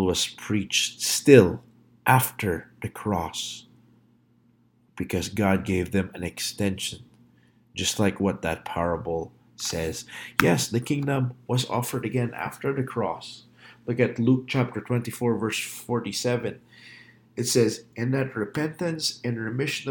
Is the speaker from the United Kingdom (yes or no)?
no; Philippines; moved away; I grew up in the Philippines